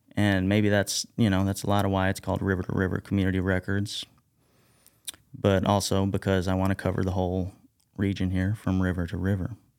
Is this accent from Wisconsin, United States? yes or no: no; Carbondale, Illinois, United States; also born or lived in DeSoto, Illinois; I was born and raised here in Southern Illinois. Grew up in, uh, DeSoto, I guess. But, um, also kinda grew up in Carbondale